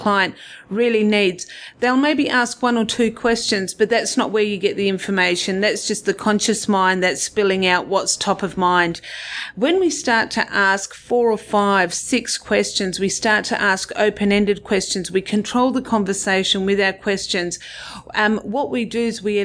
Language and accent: English; Perth, Western Australia, Australia; I'm originally from Perth, and I did an accounting degree here